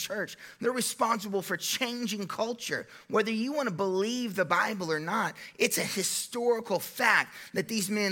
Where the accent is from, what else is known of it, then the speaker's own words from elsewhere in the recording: United States; I'm an American